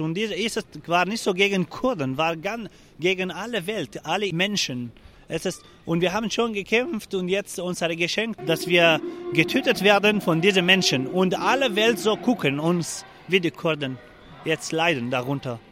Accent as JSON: {"language": "German", "town": "Afrin", "region": "Aleppo Governorate", "country": "Syria", "also_born_or_lived": "Germany", "second_language": "German", "moved": "as an adult", "lives_now": "Freiburg, Germany", "said": "Ich komme aus Afrin und äh, ich komme aus einem Dorf, heißt Haftaro"}